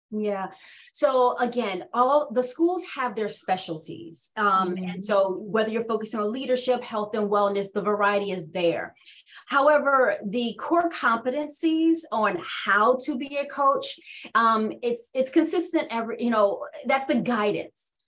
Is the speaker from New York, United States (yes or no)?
no; Washington, District of Columbia, United States; also born or lived in North Carolina; So I was born and raised in Washington, D.C., but I spent most of my time being nurtured and developed by my grandparents who are from North Carolina.